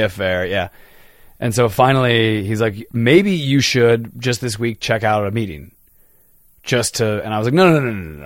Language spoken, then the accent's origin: English; Chicago, Illinois, United States; I didn't grow up in North Carolina. I grew up in Chicago